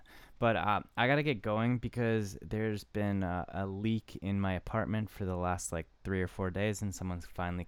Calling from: Tokyo, Japan; I'm calling from Tokyo.

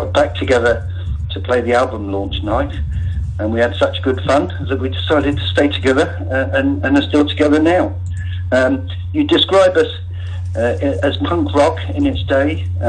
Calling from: Westbury, South West England, United Kingdom; I'm calling from Westbury in Wiltshire.

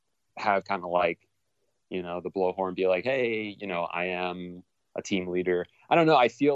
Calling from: Los Angeles, California, United States; also born or lived in North Carolina; I am calling you from Los Angeles, California.

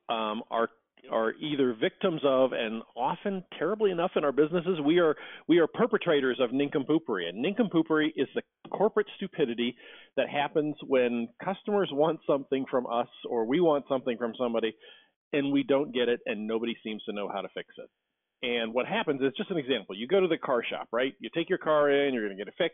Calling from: Cleveland, Ohio, United States; I am in Cleveland, Ohio.

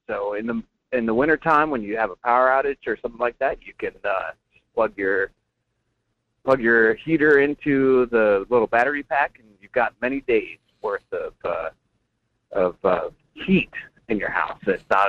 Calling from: Homer, Alaska, United States; from Homer.

